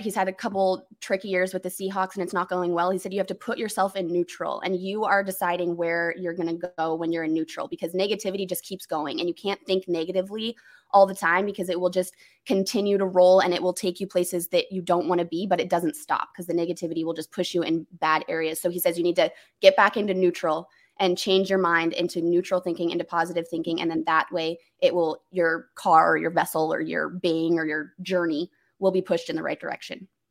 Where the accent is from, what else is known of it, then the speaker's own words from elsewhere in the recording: Denver, Colorado, United States; I'm from Denver